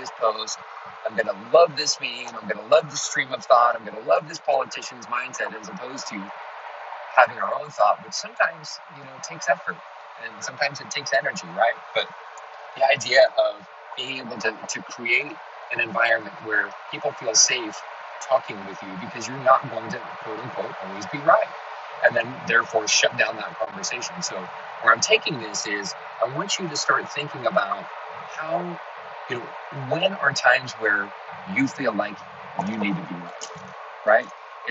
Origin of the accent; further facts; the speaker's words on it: Los Angeles, California, United States; I grew up in Los Angeles. I just came out here from Los Angeles, and it's a little more of a blue area